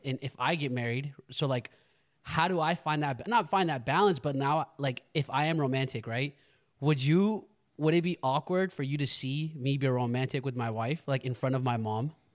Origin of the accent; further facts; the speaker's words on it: United States; growing up in America